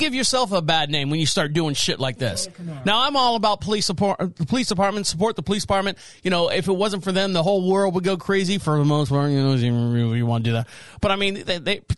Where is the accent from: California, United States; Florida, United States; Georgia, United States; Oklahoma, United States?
Florida, United States; Orlando; my home state of Florida, and even closer, Orlando, which is where I was born and raised